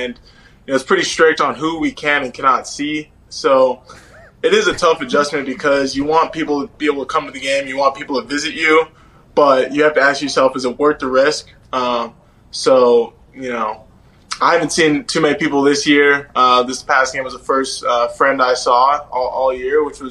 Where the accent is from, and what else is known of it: Canada